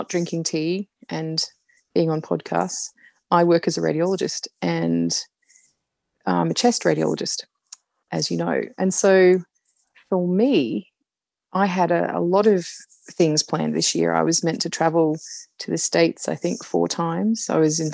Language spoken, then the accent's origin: English; Brisbane, Queensland, Australia; moved away as an adult; also born or lived in United Kingdom / Canada; I live in Brisbane in Australia and I've been back in Brisbane, which is my hometown, for a couple of years